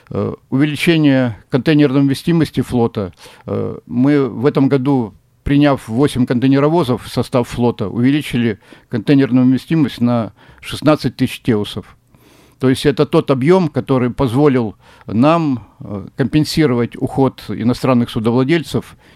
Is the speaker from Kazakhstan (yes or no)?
no; Vladivostok, Primorsky Krai, Russia; Владивосток э, – это вне конкуренции, это мой родной город